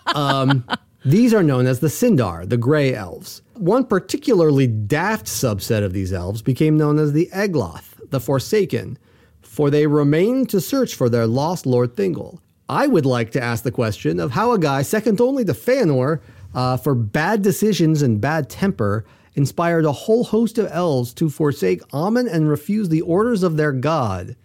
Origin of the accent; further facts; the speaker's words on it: United States; I'm an American